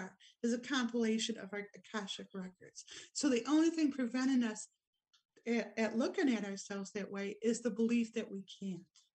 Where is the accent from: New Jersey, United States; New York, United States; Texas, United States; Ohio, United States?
New York, United States; Rochester; now in Wodonga, Australia; Rochester, New York, my hometown